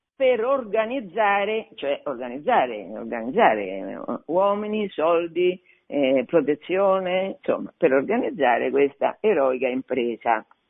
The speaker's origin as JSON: {"language": "Italian", "town": "Fabriano", "region": "Marche", "country": "Italy", "said": "io sono marchigiana, sono di Fabriano"}